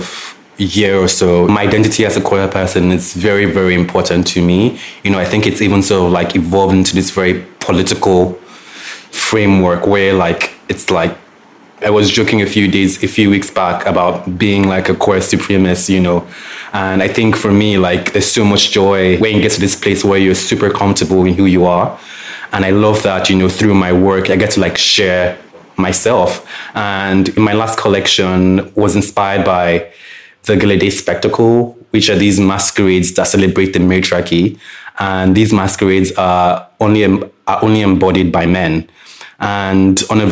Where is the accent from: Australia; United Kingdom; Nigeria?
Nigeria; Lagos; growing up in Lagos